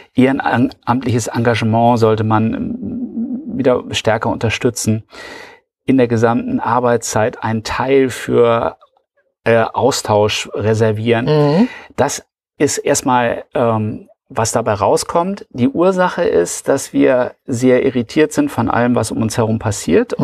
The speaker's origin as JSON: {"language": "German", "country": "Germany", "said": "als Deutsche"}